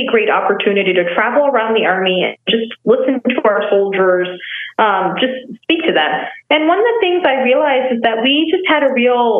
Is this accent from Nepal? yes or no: yes; Nepal; moved away; also born or lived in Texas; I was born and raised in Nepal, and then I moved to Texas